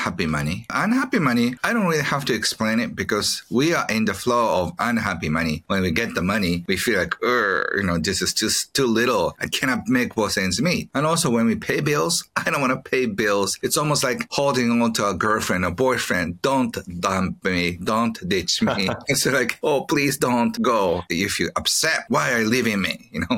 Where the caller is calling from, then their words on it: Japan; I'm joining from Japan and I'm so excited to share what I know about happy money, wealth, family life, and all that with you, Chad.